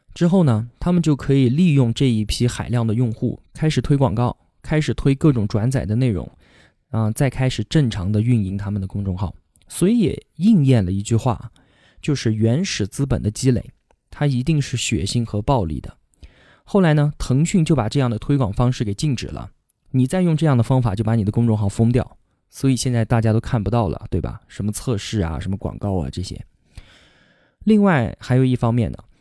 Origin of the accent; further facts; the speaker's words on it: Kunming, Yunnan, China; 我今年二十八，现在呢在云南昆明，这里是我土生土长的地方。不管是上学还是工作，从来都没有离开过这里。我从小学到初中再到大学都是在昆明读的